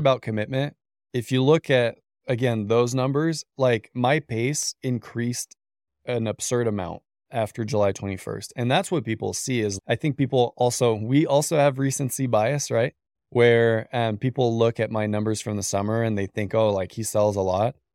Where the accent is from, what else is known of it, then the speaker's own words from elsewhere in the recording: Canada; moved away as an adult; now in United States; I'm Canadian originally